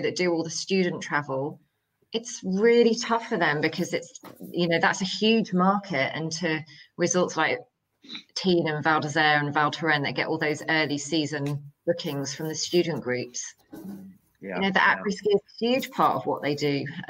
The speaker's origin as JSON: {"language": "English", "country": "United Kingdom", "said": "as a British holidaymaker, for example, going to a resort"}